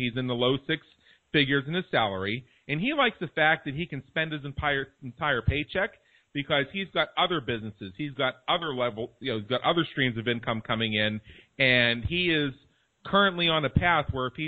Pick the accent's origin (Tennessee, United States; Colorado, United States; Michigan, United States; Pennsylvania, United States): Pennsylvania, United States; Pittsburgh; moved away as an adult; now in Las Vegas, United States; I'm from Pittsburgh, Pennsylvania. I lived there for the first